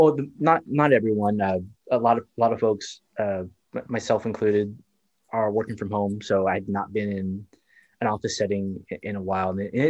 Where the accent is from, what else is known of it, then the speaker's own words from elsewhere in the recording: San Antonio, Texas, United States; my hometown of San Antonio, Texas.